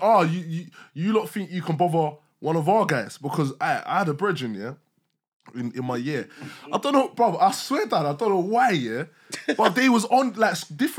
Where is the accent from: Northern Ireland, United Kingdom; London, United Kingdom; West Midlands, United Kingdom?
London, United Kingdom; Yeah, hey, blood, I'm from Lewisham, you know, cuz.